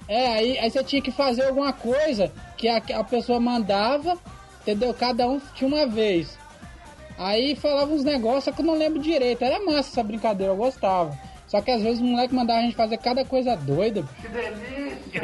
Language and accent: Portuguese; Vitória, Espírito Santo, Brazil; eu sou do Espírito Santo, Vitória